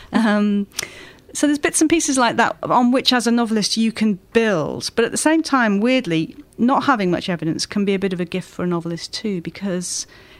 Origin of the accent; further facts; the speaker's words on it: Wales, United Kingdom; moved away as an adult; also born or lived in Kent / Lancaster; now in London, United Kingdom; I'm Welsh